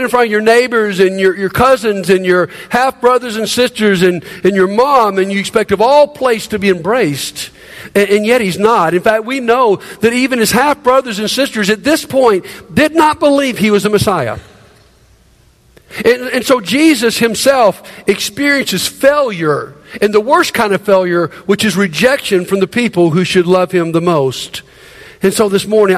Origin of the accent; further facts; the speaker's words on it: Montgomery, Alabama, United States; moved away as an adult; moving back to my hometown of Montgomery after being gone quite a few years